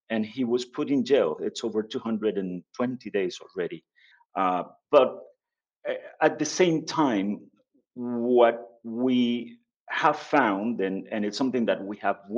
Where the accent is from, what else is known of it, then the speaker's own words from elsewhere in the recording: Venezuela; I am Venezuelan, working and living in Venezuela.